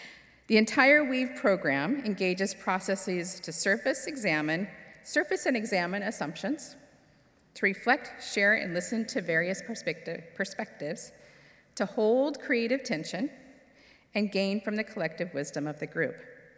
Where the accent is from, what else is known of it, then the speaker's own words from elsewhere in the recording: California, United States; born there; I was born in California, which meant I was exposed to the Pacific Ocean and mountains on a regular basis.